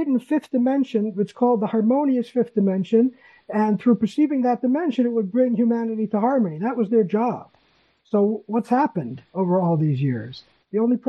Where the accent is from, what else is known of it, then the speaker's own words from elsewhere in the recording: Massachusetts, United States; moved away as an adult; now in Israel; I was born in Massachusetts